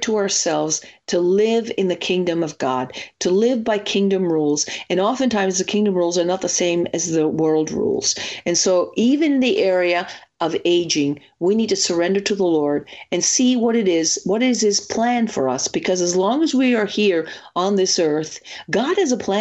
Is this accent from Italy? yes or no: yes; Italy; moved away; growing up in Italy